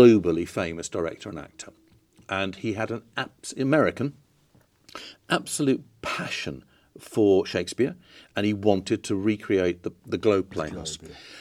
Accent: London, United Kingdom; moved away as an adult; also born or lived in Bristol / Sheffield / Manchester / Scotland; I moved from London to university at Bristol, and then that was it. I never went back home.

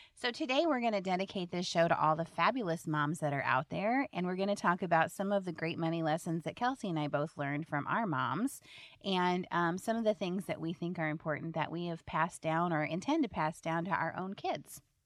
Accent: Indianola, Iowa, United States; I grew up in Indianola, and my dad was a economics professor at Simpson College.

